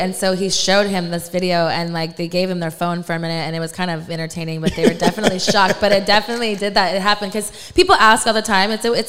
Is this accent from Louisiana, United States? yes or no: no; Texas, United States; also born or lived in New York; my parents are from New York, but I was raised in Texas. I'm a military brat.